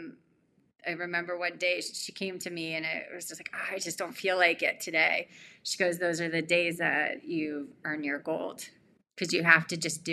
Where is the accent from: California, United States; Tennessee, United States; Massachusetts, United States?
California, United States; growing up in California